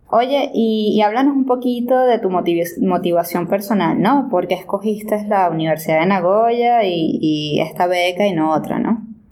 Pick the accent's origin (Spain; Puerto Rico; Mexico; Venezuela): Venezuela; moved away as an adult; now in Japan; yo soy de Venezuela